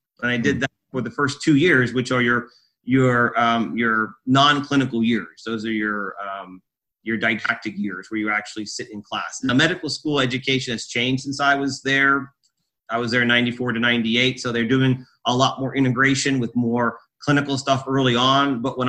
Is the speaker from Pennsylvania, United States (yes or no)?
yes; Emmaus, Pennsylvania, United States; I was born and raised in Emmaus, Pennsylvania, which is outside of Allentown, Pennsylvania, in a sort of semi-rural environment on a small farm. I went to Emmaus High School